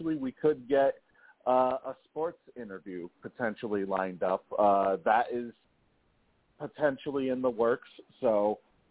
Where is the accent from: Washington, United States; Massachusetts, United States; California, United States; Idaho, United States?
Massachusetts, United States; Boston; I'm born and bred in Boston.